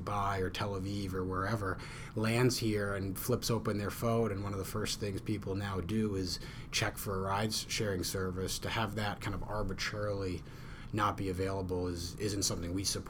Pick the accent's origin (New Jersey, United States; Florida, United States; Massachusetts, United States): Massachusetts, United States; Western; I'm from Western Mass